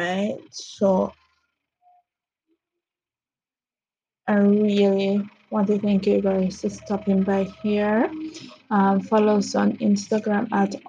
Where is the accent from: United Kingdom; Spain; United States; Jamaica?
Jamaica; I'm from Jamaica